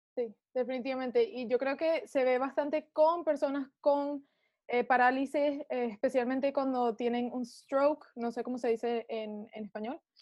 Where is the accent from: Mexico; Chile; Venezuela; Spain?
Venezuela; now in United States; yo soy venezolana